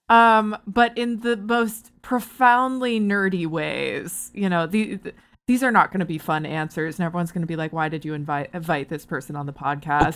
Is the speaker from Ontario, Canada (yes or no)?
yes; Barrie, Ontario, Canada; moved away; I'm from Barrie originally